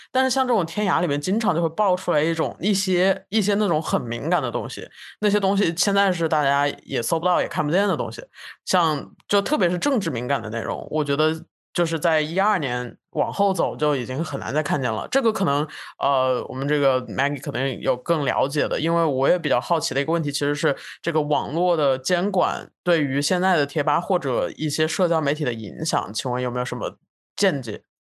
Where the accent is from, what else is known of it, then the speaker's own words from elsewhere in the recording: China; 就是从一个从小在国内长大的